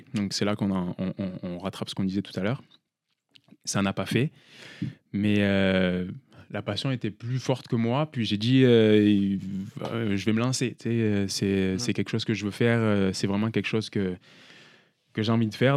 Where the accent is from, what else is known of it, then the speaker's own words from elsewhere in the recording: France; peut-être que mon accent, vous ne l'entendez pas, mais je suis français